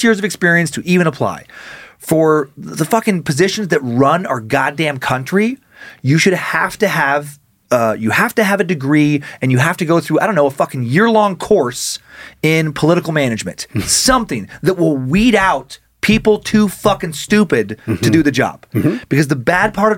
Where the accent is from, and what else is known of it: Idaho, United States; born or raised there